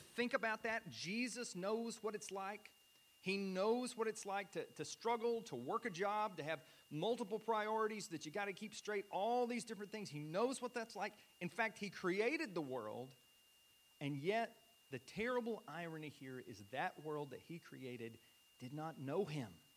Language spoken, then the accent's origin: English; United States; I'm an American